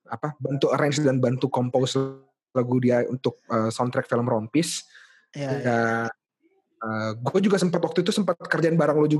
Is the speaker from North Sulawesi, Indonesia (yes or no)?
no; Makassar, South Sulawesi, Indonesia; now in Jakarta, Indonesia; gua gua dari Makassar jadi um